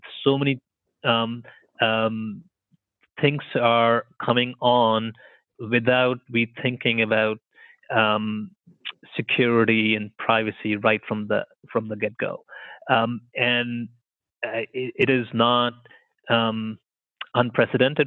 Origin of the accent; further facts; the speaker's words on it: India; moved away as an adult; now in Canada; I grew up in India